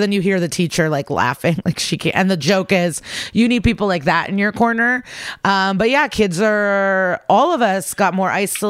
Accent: Skokie, Illinois, United States; The Chicago suburbs, Skokie.

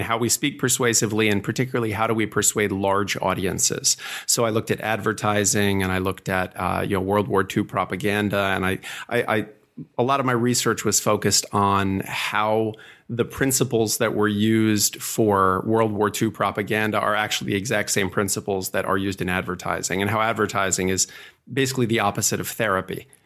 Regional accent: suburb just outside of New York City, United States; also born or lived in New Bedford, Massachusetts / New Jersey; I was born in New Bedford, Massachusetts, and I moved to a suburb uh, just outside of New York City when uh, I was fairly young

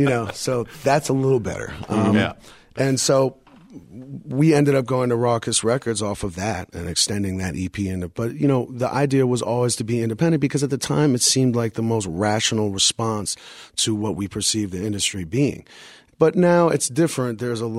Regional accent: New York City, New York, United States; I grew up in moved to Brooklyn when I was six

